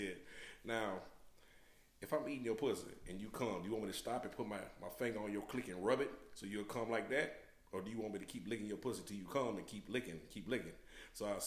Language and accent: English; Decatur, Georgia, United States; I'm from Decatur. It's on the east side